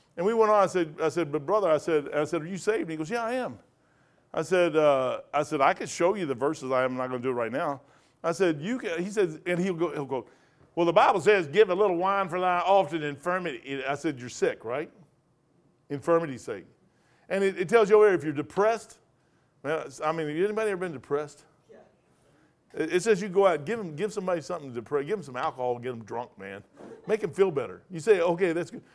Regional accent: Kentucky, United States; moved away; also born or lived in Napa Valley; I'm from Kentucky

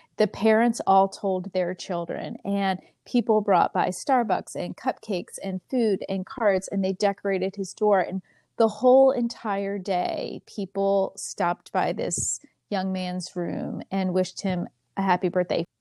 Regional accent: Pennsylvania, United States; moved away; also born or lived in Texas; I grew up in Pennsylvania, but I've lived in Texas

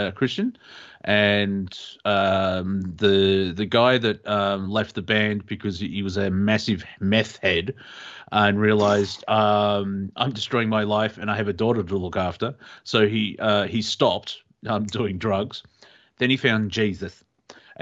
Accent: Australia; we're Australian

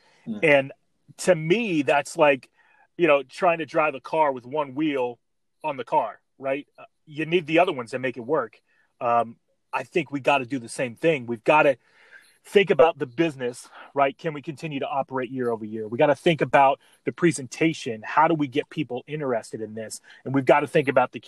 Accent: Midwest, United States; growing up in the Midwest

